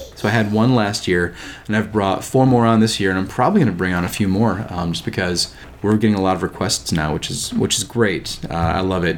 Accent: Bowling Green, United States; my hometown, Bowling Green.

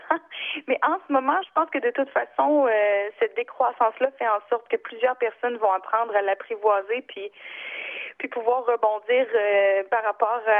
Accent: Gaspésie, Quebec, Canada; moved away; Moi, je viens de la Gaspésie

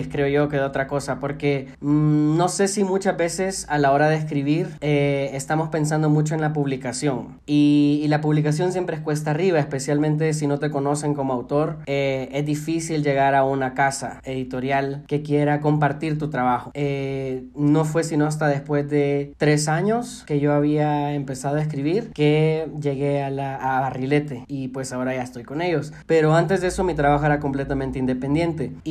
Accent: El Salvador; fue el autodescubrimiento en cuanto a mi identidad como salvadoreño.

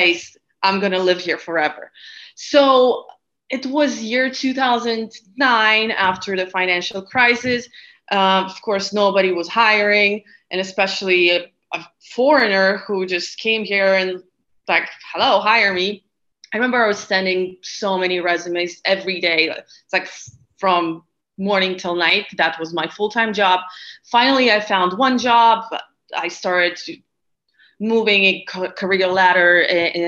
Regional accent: Lithuania; moved away as an adult; also born or lived in Latvia / Barcelona; I was born in Lithuania, which is a small country in North Europe. So I lived there until I graduated high school.

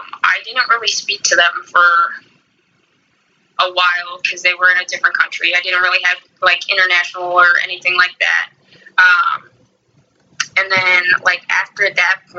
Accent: Florida, United States; moved away as an adult; also born or lived in Costa Rica / North Carolina; I was born in Florida. I lived here for about 19 years, and then I moved out of the country

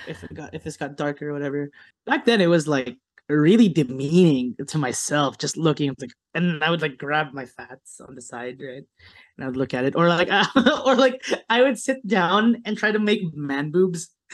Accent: United States; growing up in America

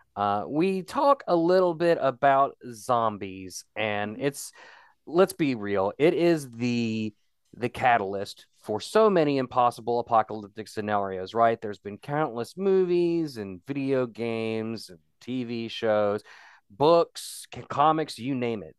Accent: West Virginia, United States; I'm that guy from West Virginia

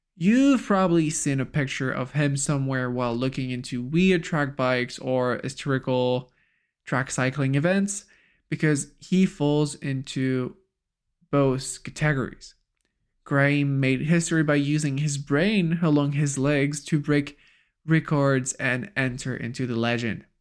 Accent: France; as a French

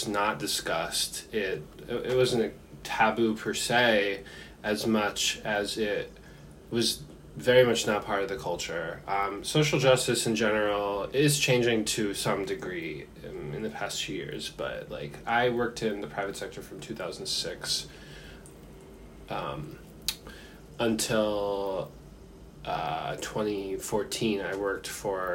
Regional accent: Philadelphia suburbs, Pennsylvania, United States; I grew up, I say I'm from Philadelphia, but that's just to make things simpler for people to understand. Like, I grew up in the suburbs, like an affluent suburb

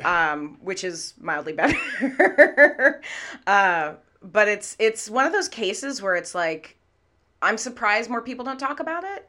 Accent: Redmond, Washington, United States; also born or lived in Manhattan / London; now in Seattle, United States; I grew up in Redmond, so I grew up local.

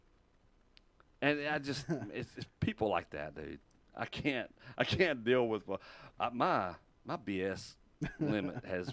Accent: Texas, United States; I was born and raised in Texas

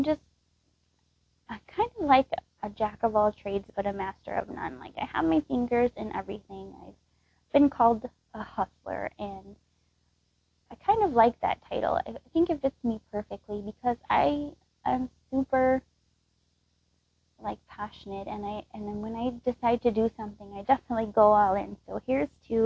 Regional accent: Texas, United States; moved away as an adult; now in Wisconsin, United States; I was actually born and raised in Texas, and I moved here to the Midwest, to Wisconsin

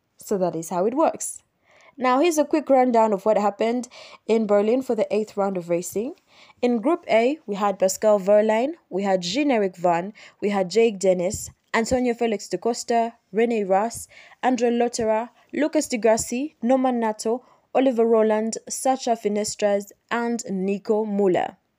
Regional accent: Uganda; born or raised there

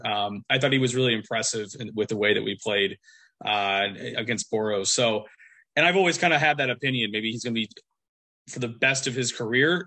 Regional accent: United States; as an American.

